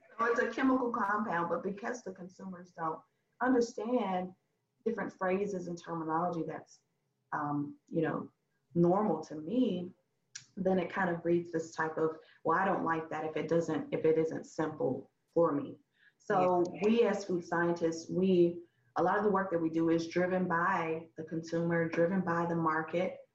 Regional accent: Huntsville, Alabama, United States; moved away as an adult; now in Memphis, United States; I'm originally from Huntsville, Alabama about four hours away in North, North Alabama. And I moved here about 11 years, 11

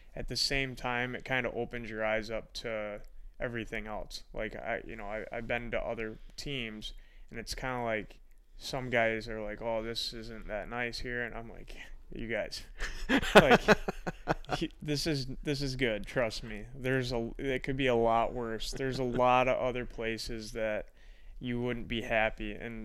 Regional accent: Fenton, Michigan, United States; Fenton. It's just north of Ann Arbor.

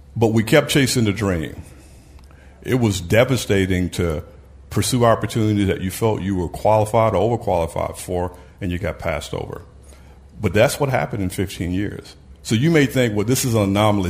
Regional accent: Brownsville, Tennessee, United States; I grew up in Brownsville, Tennessee

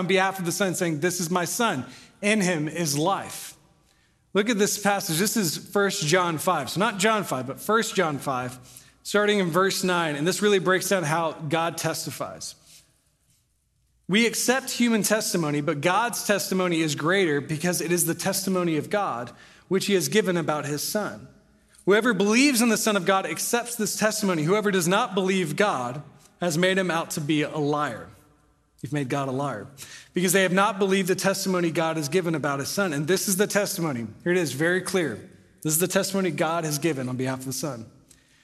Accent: Corpus Christi, Texas, United States; I was born in Corpus Christi, met him there, moved here in the seventh grade

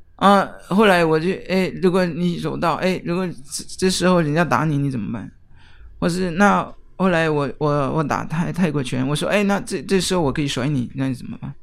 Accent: near Geneva, Switzerland; Chinese is a second language; now in Taiwan; 我来自瑞士，呃，日内瓦的附近

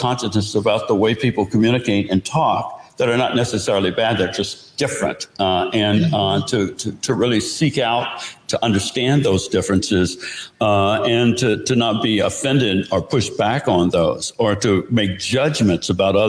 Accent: the South, United States; So I grew up in the South.

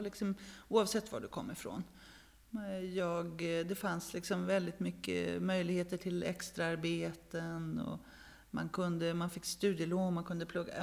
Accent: Örebro, Örebro County, Sweden; now in Stockholm, Sweden; född i Stockholm, uppvuxen i småstad, i Örebro

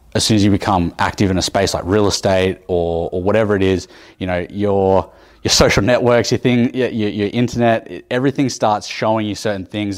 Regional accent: Sydney, New South Wales, Australia; now in Canberra, Australia; I did a lot of my time growing up in Sydney

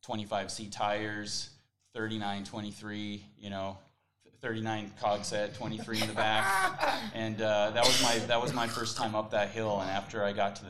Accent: Beaver, Utah, United States; also born or lived in Logan, Utah; my hometown down in Beaver

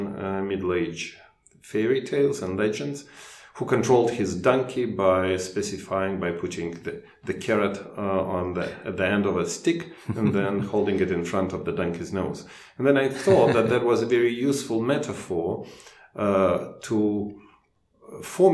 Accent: Moscow, Russia; English is a second language; moved away as an adult; also born or lived in Chicago; I was born in Moscow, in the country that doesn't exist anymore. It was used to be called Soviet Union.

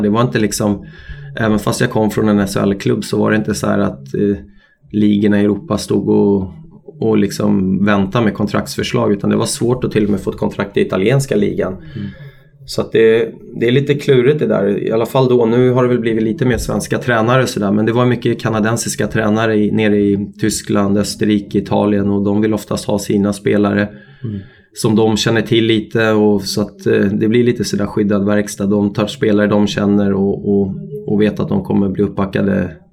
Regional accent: Stockholm, Stockholm County, Sweden; also born or lived in Austria / Italy; now in Örebro, Sweden; familjen hemma i Stockholm

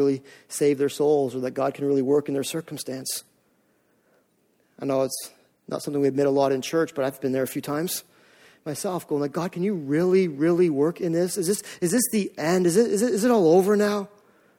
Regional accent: Canada; also born or lived in Maine; we're Canadian

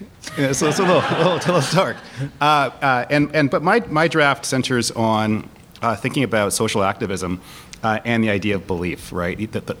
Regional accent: Buffalo, New York, United States; I grew up in Buffalo

